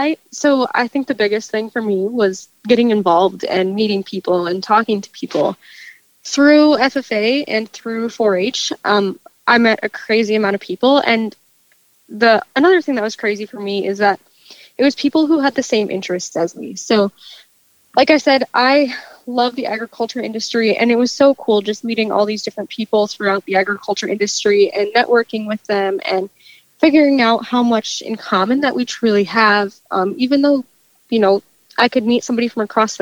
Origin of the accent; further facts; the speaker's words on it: Larchwood, Iowa, United States; I grew up just outside of Larchwood on a family farm